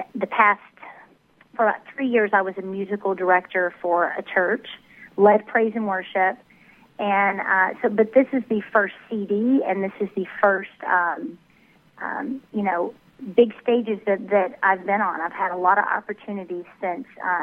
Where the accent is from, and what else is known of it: Tennessee, United States; born or raised there; also born or lived in Dallas area, Texas; now in Dallas, United States